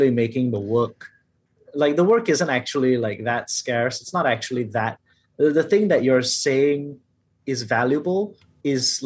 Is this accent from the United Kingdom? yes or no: no; Malaysia; I'm also a Malaysian Chinese man